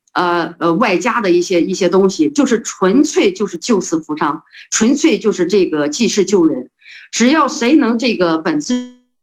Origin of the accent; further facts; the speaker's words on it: Heze, Shandong, China; moved away; also born or lived in Beijing; 因为这个善县，菏泽善县，我的老家那是发源地，呃，那边呢是四省交界处